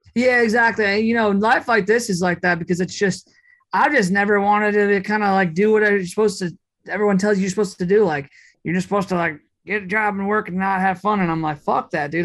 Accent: Minneapolis, Minnesota, United States; I grew up in Minneapolis

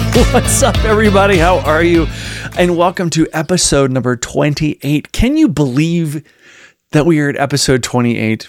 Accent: Virginia, United States; moved away; I'm from the South, from Virginia originally

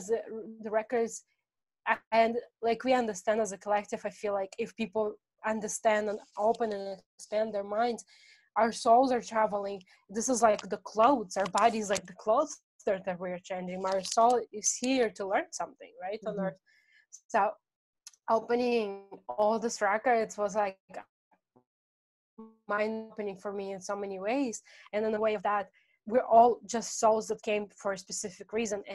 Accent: Russia; moved away; I come from Russian culture.

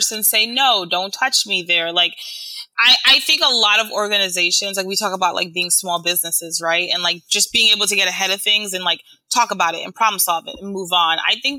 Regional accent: Haiti; now in New York, United States; I'm from Haiti

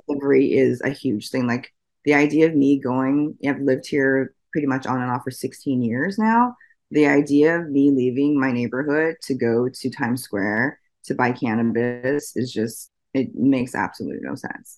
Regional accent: Oregon, United States; also born or lived in Washington State; I'm from the Pacific Northwest. I grew up in Oregon

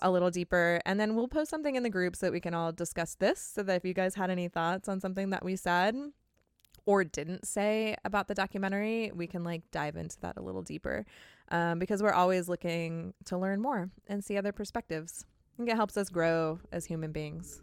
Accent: California, United States; I'm from California

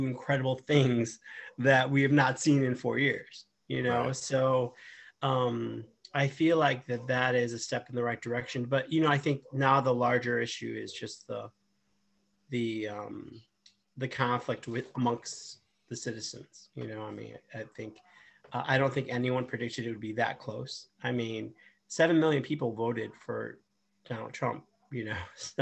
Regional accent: United States; I as an American

